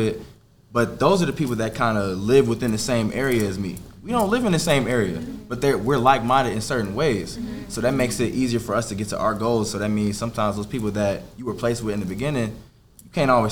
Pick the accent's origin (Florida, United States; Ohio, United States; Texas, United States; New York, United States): Ohio, United States; Cincinnati; I'm from Cincinnati, Ohio